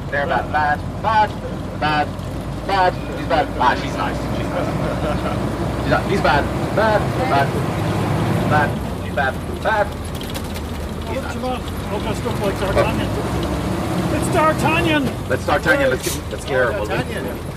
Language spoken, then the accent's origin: English; Switzerland; from Switzerland.